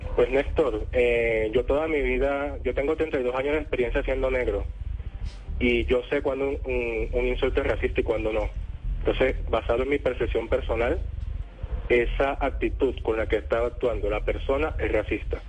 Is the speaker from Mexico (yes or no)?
no; Colombia; ingresando al país pues como colombiano